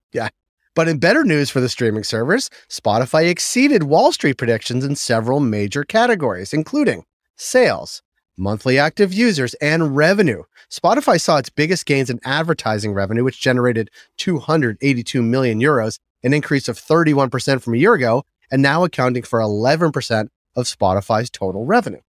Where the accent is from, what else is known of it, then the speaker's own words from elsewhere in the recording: Boston, Massachusetts, United States; Fidelity is based in my hometown of Boston